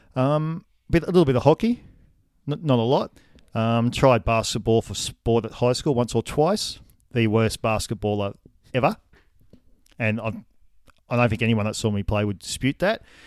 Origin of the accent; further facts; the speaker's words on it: Wagga Wagga, New South Wales, Australia; I grew up in Wagga Wagga, city of good sports